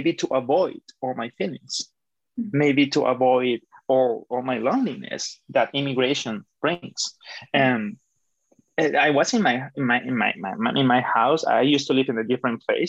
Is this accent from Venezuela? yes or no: yes; Caracas, Capital District, Venezuela; moved away as an adult; also born or lived in Toronto, Canada; now in Canada; I'm from Caracas, Venezuela, and I have been living in Canada for about almost 5 years